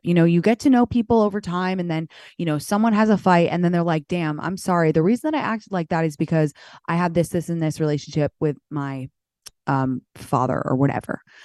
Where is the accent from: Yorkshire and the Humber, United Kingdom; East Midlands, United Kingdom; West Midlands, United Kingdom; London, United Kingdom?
London, United Kingdom; moved away; I grew up in London